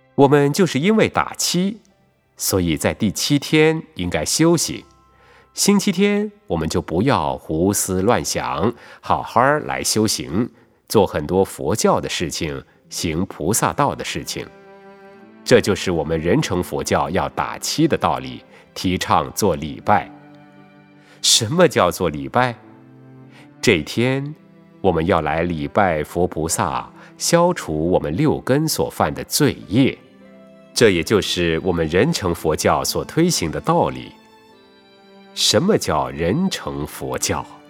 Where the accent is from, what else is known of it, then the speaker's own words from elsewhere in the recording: Taiwan; 不但我们台湾人听得懂